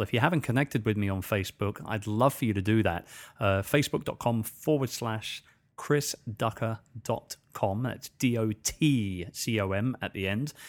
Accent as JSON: {"language": "English", "region": "England", "country": "United Kingdom", "accent": "English", "moved": "as an adult", "lives_now": "Philippines", "said": "I'm speaking in my usual English accent"}